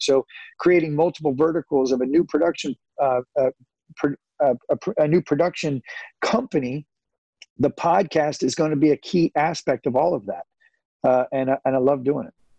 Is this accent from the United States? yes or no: yes; Santa Rosa, California, United States; I'm a kid from Santa Rosa